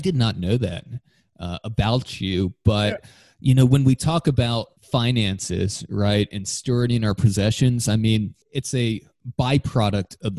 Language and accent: English; Florida, United States; I grew up in Florida